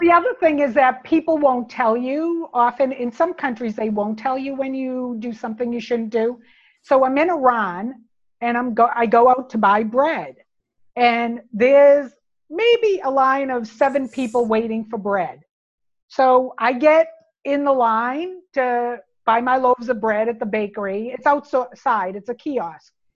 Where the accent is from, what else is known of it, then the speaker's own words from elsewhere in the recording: United States; moved away as an adult; also born or lived in United Kingdom; I was an American working for a Japanese company in the UK